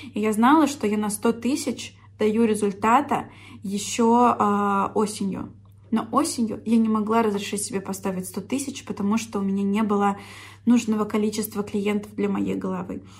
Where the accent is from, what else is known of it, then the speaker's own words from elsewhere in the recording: Orsk, Orenburg Oblast, Russia; moved away; в Орск, в мой родной город